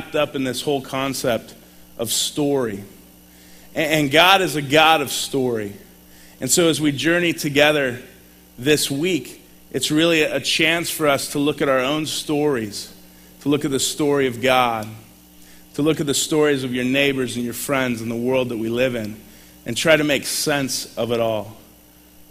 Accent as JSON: {"language": "English", "region": "California", "country": "United States", "tie": "born or raised there", "also_born_or_lived": "Sacramento, California / La Grande, Oregon", "moved": "as an adult", "lives_now": "Portland, United States", "said": "I moved to LeGrand after I grew up in California."}